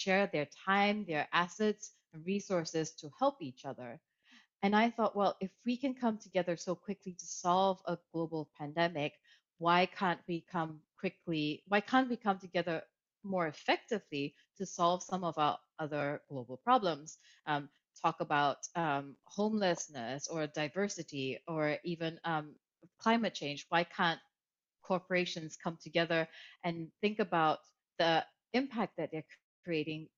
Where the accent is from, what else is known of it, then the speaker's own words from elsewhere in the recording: Kuala Lumpur, Malaysia; moved away; also born or lived in Germany / Italy; I grew up in Malaysia, in Kuala Lumpur, so I grew up bilingual already.